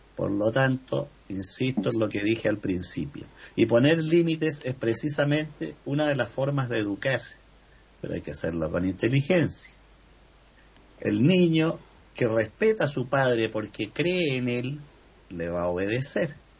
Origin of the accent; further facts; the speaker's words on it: Chile; así como tuvimos en Chile un presidente